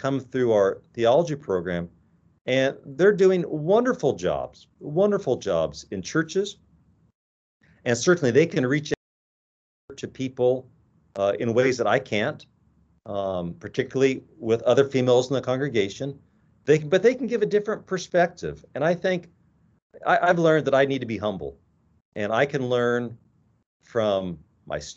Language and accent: English; Midwest, United States; moved away as an adult; now in Walla Walla, United States; I grew up in the Midwest